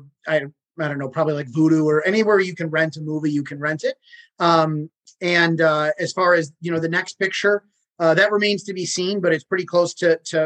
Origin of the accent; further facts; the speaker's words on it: Chicago, Illinois, United States; I'm from Chicago